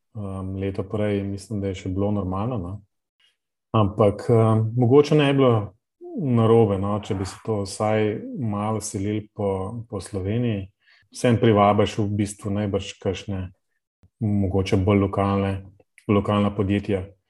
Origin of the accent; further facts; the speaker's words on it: Ljubljana, Central Slovenia, Slovenia; ker sem iz Ljubljana